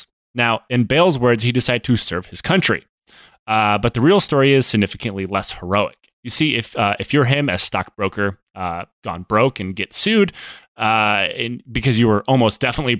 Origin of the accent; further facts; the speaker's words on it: Michigan, United States; this is where I guess people are probably expecting me to make an Ohio State joke because I'm from Michigan